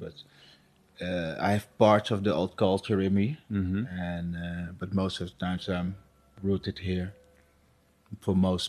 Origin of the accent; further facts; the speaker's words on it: Suriname; But where I come from, it's pretty normal. I'm from Suriname, so it's pretty normal, you know, that people believe in spirits and stuff.